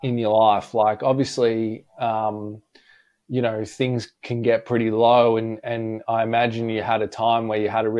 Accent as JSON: {"language": "English", "town": "Melbourne", "region": "Victoria", "country": "Australia", "said": "I'm from Melbourne"}